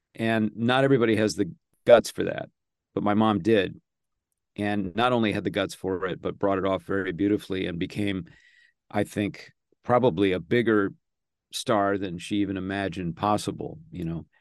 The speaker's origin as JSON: {"language": "English", "town": "Los Angeles", "region": "California", "country": "United States", "tie": "born or raised there", "also_born_or_lived": "Santa Monica, California / Studio City, California / Tarzana, California", "said": "I was born in Santa Monica"}